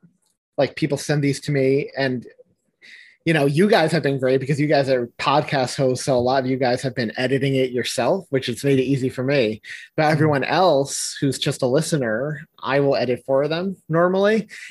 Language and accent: English; just outside New York City, United States; also born or lived in England; I've always lived just outside of the city. Mm-hmm. I've always been in New York apart from I went to college in England for 4 years.